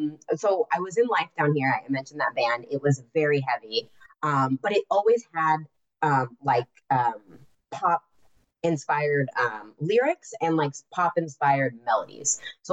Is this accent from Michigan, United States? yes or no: no; California, United States; born there; I was born in California. I've been all over the place. I was born in Orange County.